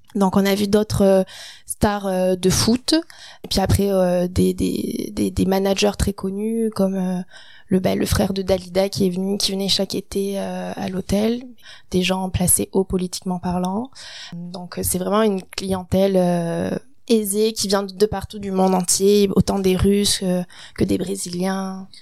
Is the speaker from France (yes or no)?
yes; France; moved away as an adult; now in Quebec, Canada; commencé la pâtisserie en apprentissage en France, donc à mes 16 ans